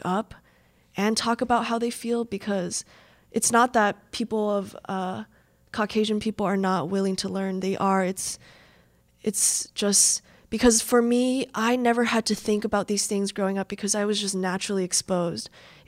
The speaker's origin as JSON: {"language": "English", "region": "Midwest", "country": "United States", "tie": "born or raised there", "said": "I noticed kind of a bubble of just being raised and born and raised in the Midwest, and you kind of just want to stay here in the Midwest and don't really want to branch out."}